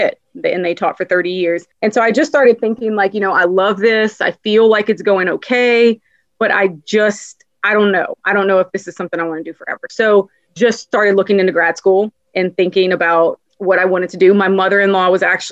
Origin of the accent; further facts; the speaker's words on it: Louisiana, United States; born and raised in Louisiana